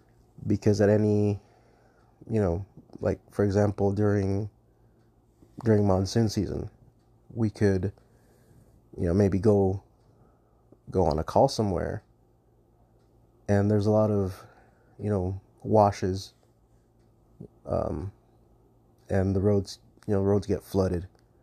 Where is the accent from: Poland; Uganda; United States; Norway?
United States; Southwest; the area that we work was my hometown and also part of the reservation. And the reservation itself is pretty much about the size of the state of Connecticut. So it's pretty big. And there's a lot of desert. I'm in the Southwest.